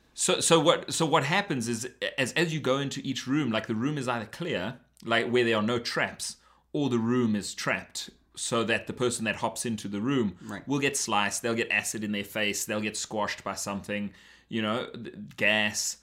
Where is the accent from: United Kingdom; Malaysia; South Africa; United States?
South Africa; now in Canada; I missed out growing up in South Africa.